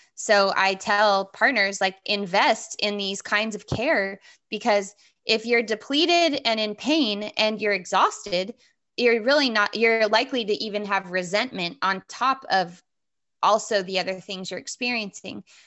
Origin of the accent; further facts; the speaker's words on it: Southern California, United States; I grew up in Southern California